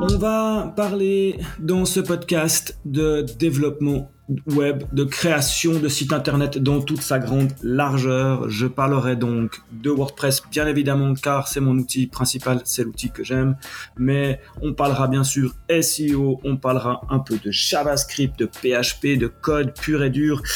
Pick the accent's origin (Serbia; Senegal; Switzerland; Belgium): Switzerland; accent: Swiss; je suis basé en Suisse, vous l'aurez entendu à mon accent